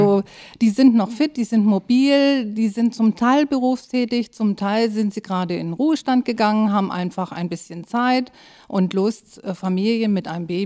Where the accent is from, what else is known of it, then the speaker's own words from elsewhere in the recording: Böblingen, Baden-Württemberg, Germany; now in Schwarzenbek, Germany; Ich bin kein ursprünglicher Schwarzenbeker. Ich komme aus Süddeutschland, äh, genau genommen aus Böblingen und wohne aber seit 1995 äh, in Schwarzenbeek.